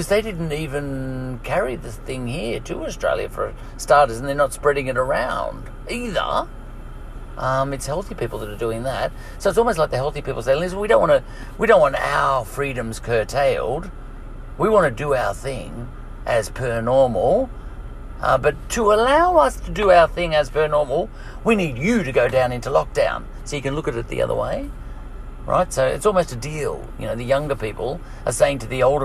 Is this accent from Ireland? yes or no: yes; Ireland; I'm an Irish troublemaker.